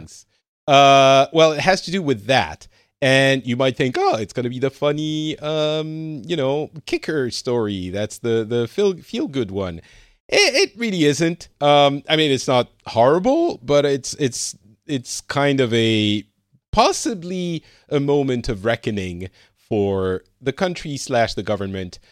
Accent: France; now in Finland; i'm currently living in finland but I'm originally from France

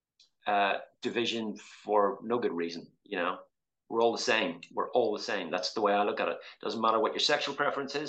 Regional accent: Belfast, Northern Ireland, United Kingdom; born or raised there; moved away as an adult; also born or lived in London

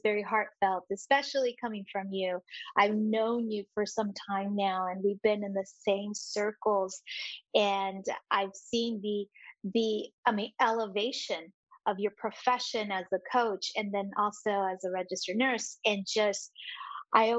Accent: West Coast, United States; I'm from the West Coast

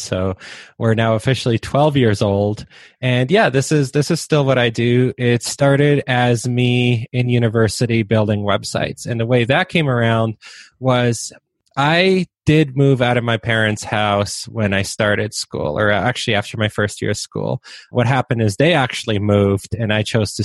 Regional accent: Waterloo, Ontario, Canada; first language Polish; English is a second language; also born or lived in Poland; I grew up in Waterloo, Ontario, which is like Canada's version of Silicon Valley

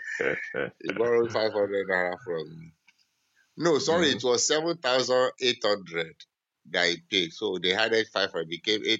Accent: Nigeria; Nigerians have long throat. our taste is foreign.

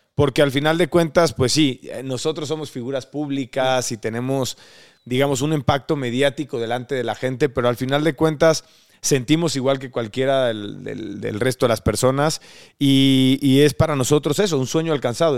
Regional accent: Córdoba, Veracruz, Mexico; nosotros somos de Córdoba, Veracruz.

